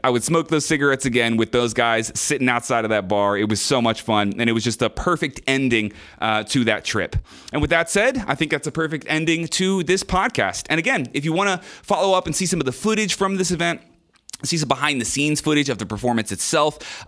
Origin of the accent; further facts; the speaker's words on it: United States; I'm a musician from America